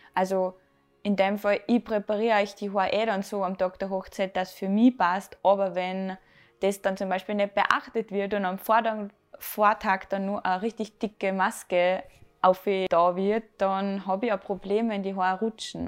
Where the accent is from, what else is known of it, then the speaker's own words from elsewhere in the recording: Salzburg, Austria; ich bin 25, ich komme aus Salzburg